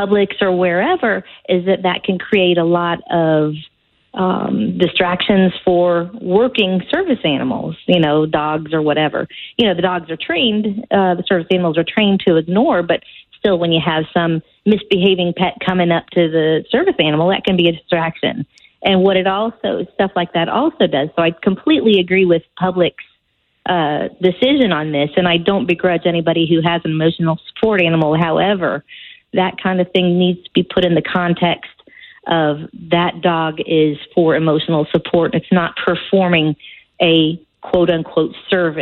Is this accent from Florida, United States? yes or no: yes; Orlando, Florida, United States; now in Illinois, United States; I'm from Orlando, so my whole family is there, but I still listen to my Orlando stations up here